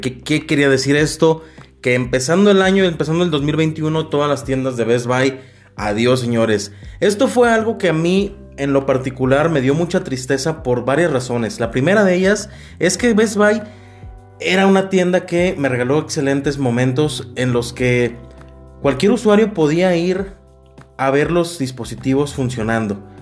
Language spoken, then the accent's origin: Spanish; Mexico; nosotros como mexicanos